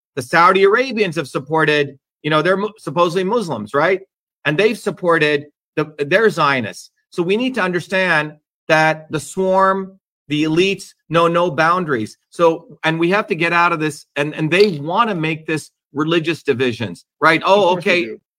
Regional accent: Mumbai, Maharashtra, India; moved away; growing up in Bombay as a child

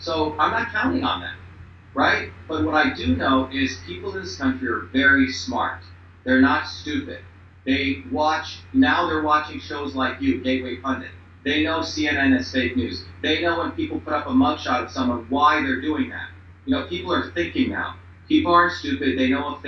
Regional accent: India; now in United States; I came here as an Indian

